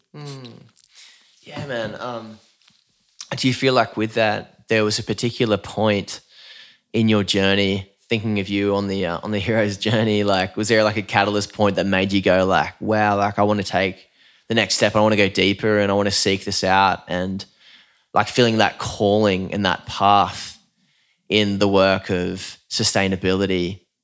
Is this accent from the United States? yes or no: no; Newcastle, New South Wales, Australia; I'm from Newcastle, like, the south end of Newcastle, grew up on Lake Macquarie